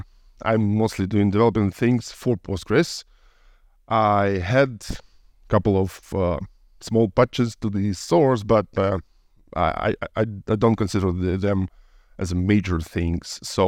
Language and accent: English; Ukraine; I was born in Soviet Union, so I'm a little bit old, but yeah, I lived in Ukraine